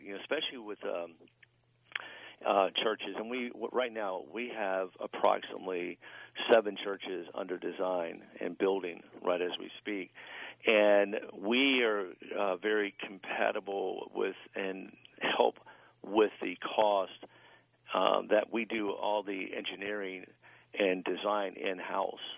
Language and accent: English; Tampa, Florida, United States; now in Ocala, United States; I'm originally from Tampa. Uh, I do reside in Ocala, Florida